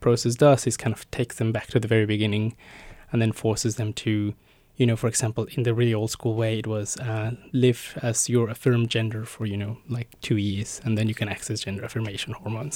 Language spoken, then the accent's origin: English; Mexico; moved away as an adult; now in Melbourne, Australia; I was born and raised in Mexico and moved to Australia about ten years ago now